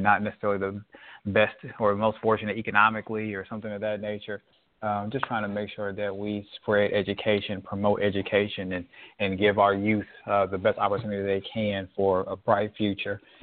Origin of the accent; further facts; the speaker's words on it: United States; as an American citizen